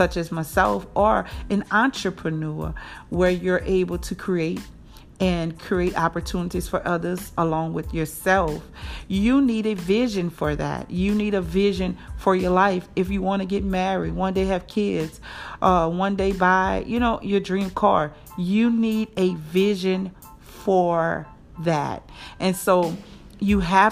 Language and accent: English; New Orleans, Louisiana, United States; moved away as an adult; now in Jackson, United States; I'm from New Orleans, born and raised there. And I now reside in Jackson, Mississippi for almost 13 years.